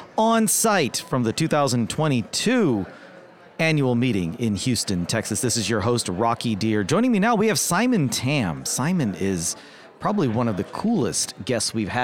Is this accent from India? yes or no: yes; India; now in United States; I'm of Indian origin, right? My family's from India. I was born there.